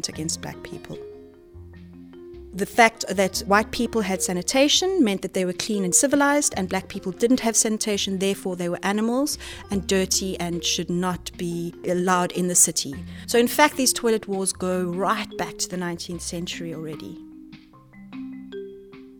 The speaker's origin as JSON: {"language": "English", "country": "South Africa", "moved": "yes", "said": "I'm from South Africa"}